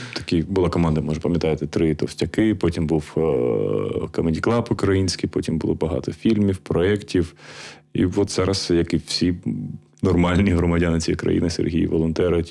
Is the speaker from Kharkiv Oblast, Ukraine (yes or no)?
yes; Kharkiv, Kharkiv Oblast, Ukraine; я сам з Харкова